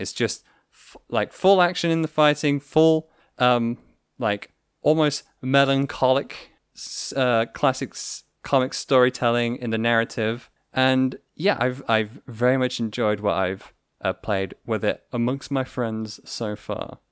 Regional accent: United Kingdom; we're all British here.

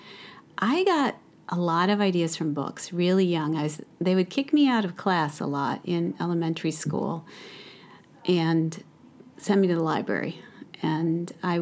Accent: Detroit, Michigan, United States; Detroit, in the city

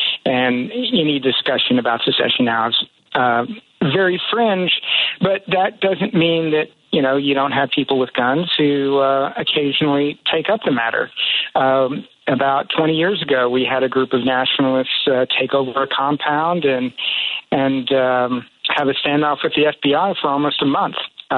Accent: Texas, United States; there are very deep roots here in Texas. And Texans, I think more so than any people from any other state, are prideful and boastful to the point of being a laughingstock to most Americans. And I am also guilty of that. My family has been here for generations.

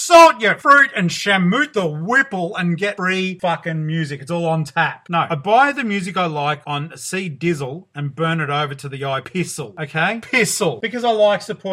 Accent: Geelong, Victoria, Australia; I'm from Geelong, Victoria, Australia

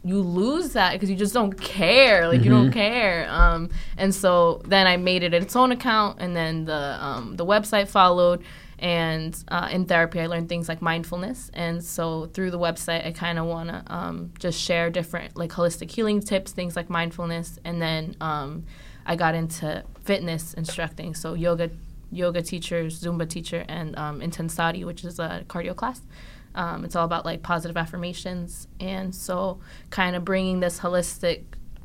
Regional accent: Linden, New Jersey, United States; I'm from Linden, New Jersey. I love my city.

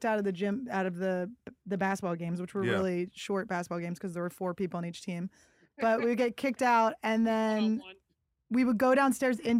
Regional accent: Philadelphia, Pennsylvania, United States; I'm from Philly

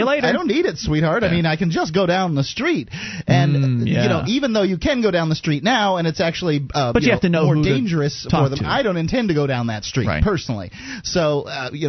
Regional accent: United States; I was raised here in America

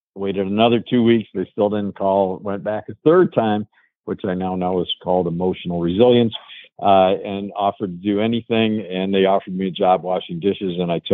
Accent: Chicago, Illinois, United States; moved away as an adult; now in Ann Arbor, United States; my hometown of Chicago. So I came here from Chicago to go to school at University of Michigan.

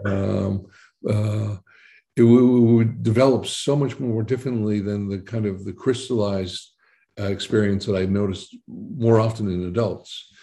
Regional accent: Boston, Massachusetts, United States; moved away as an adult; also born or lived in New Jersey; now in Netherlands; I was born in New Jersey, but I was pretty much born and bred in Boston, mm-hmm. uh, Massachusetts.

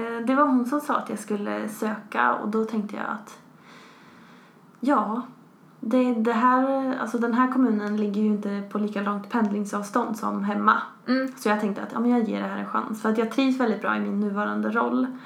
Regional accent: Västerås, Västmanland, Sweden; moved away as an adult; now in Skövde, Sweden; jag kommer från Västerås ursprungligen

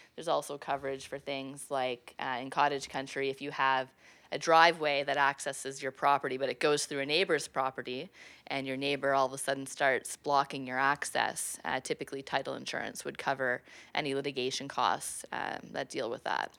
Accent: Prescott, Ontario, Canada; I'm originally from Prescott, Ontario

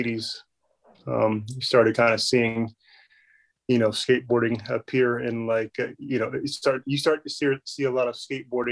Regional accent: San Diego, California, United States; growing up in San Diego

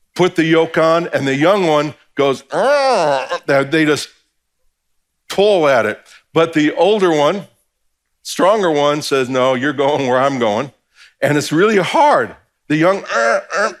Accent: New Jersey, United States; I'm from New Jersey

